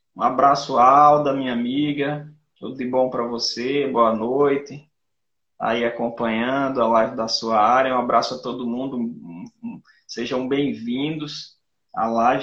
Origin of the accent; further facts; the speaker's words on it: Rio Tinto, Paraíba, Brazil; Eu sou de Rio Tinto